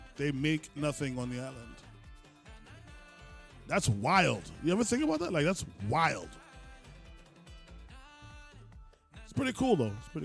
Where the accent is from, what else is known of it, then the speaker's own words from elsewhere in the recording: New York City, New York, United States; I'm from Brooklyn. I'm in Brooklyn right now.